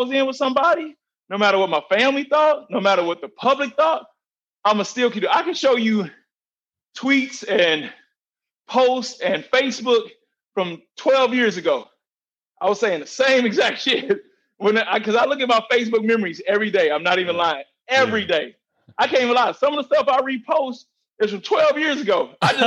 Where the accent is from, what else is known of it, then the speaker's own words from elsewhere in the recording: St. Louis, Missouri, United States; We grew up in St. Louis